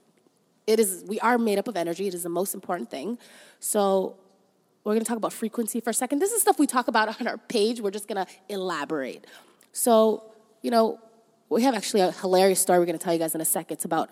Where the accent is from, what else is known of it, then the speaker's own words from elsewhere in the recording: Toronto, Ontario, Canada; also born or lived in Somalia; We grew up in Canada. We're very appreciative of that, as we love Toronto, and growing up here was amazing.